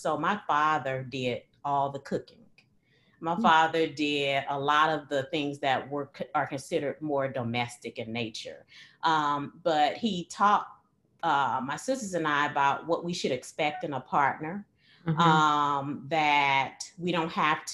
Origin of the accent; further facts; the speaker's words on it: East St. Louis, Illinois, United States; I was born and raised in East St. Louis, Illinois.